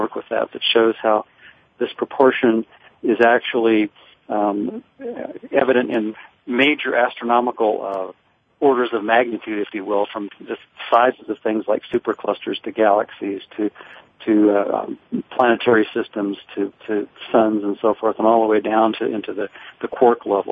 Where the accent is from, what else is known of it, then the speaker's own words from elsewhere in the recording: Livermore, California, United States; I grew up in Livermore, California.